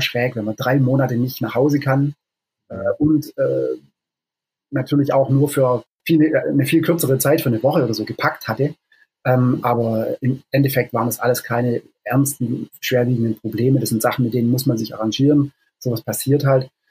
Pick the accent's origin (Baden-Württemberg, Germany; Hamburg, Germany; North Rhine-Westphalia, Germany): Baden-Württemberg, Germany; Stuttgart; moved away as an adult; also born or lived in Lake District, England; now in England, United Kingdom; Ich bin ursprünglich aus Stuttgart